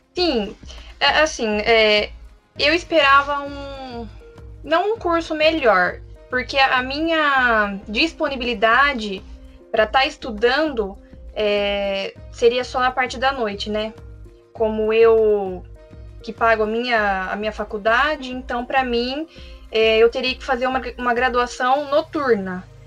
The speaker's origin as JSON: {"language": "Portuguese", "town": "Carlos Barbosa", "region": "Rio Grande do Sul", "country": "Brazil", "tie": "born or raised there", "moved": "yes", "lives_now": "São Paulo, Brazil", "said": "eu sou do Rio Grande do Sul, né? Nasci em Carlos Barbosa"}